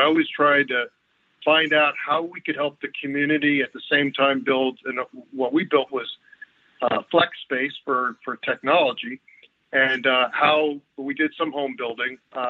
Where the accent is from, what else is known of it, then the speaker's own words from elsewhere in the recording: United States; And as an American and this, I was wondering what my U.S. history would where that would take me.